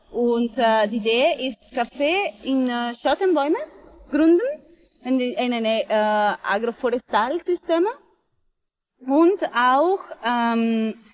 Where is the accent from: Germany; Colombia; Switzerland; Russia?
Colombia; moved away; ich komme aus Kolumbien